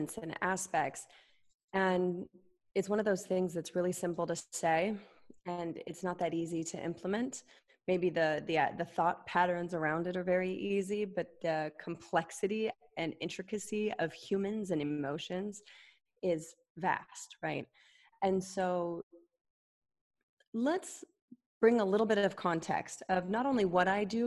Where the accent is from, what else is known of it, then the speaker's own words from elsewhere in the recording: Utah, United States; I grew up Mormon in Utah